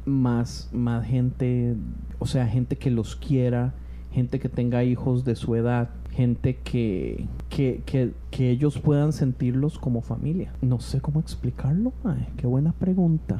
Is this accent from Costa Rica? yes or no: yes; Costa Rica; moved away; yo vengo de Costa Rica donde donde la gente hace lo que sea para llegar al grupo de jóvenes